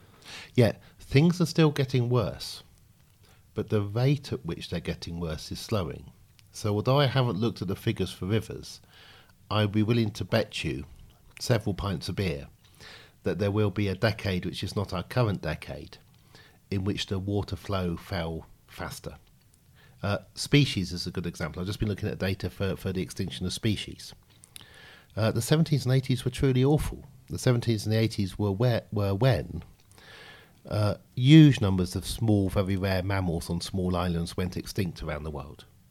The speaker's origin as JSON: {"language": "English", "area": "Oxfordshire", "region": "South East England", "country": "United Kingdom", "tie": "born or raised there", "said": "I grew up in Oxfordshire."}